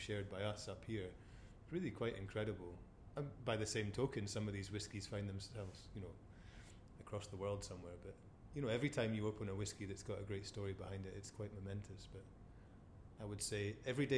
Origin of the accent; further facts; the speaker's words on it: Forres, Scotland, United Kingdom; being Forrest born and bred